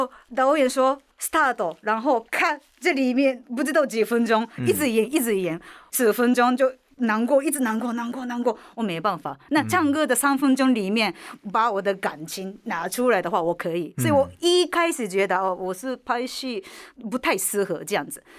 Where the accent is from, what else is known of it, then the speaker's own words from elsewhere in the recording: Osaka, Japan; Chinese is a second language; moved away as an adult; also born or lived in Hyogo Prefecture / Taiwan; now in Taipei, Taiwan; 我是大阪人